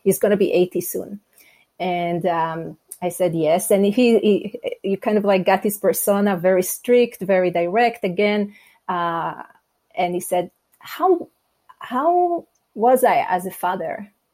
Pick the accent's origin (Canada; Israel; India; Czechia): Israel; English is a second language; moved away as an adult; now in United States; I'm originally from Israel, and I have to say, um, we moved from Israel to the US 15 years ago